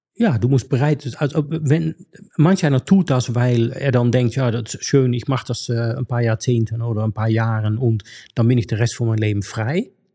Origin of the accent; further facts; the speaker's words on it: Netherlands; German is a second language; moved away; ich bin in Niederlande aufgewachsen